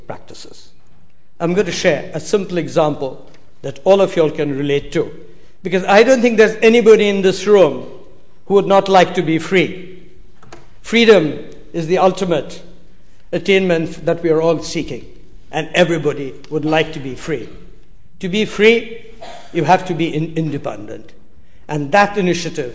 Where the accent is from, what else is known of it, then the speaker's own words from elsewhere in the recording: Darjeeling, West Bengal, India; I come from Darjeeling.